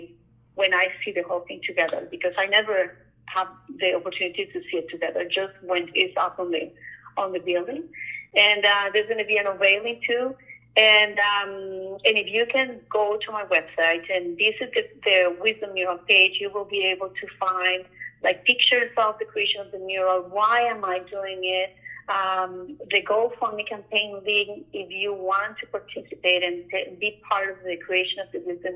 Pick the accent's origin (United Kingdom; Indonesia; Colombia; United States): Colombia; now in Ottawa, Canada; I'm from Colombia.